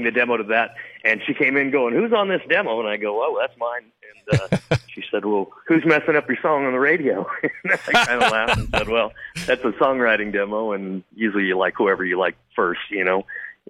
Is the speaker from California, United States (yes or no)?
yes; California, United States; Yes, sir, out in Orange County.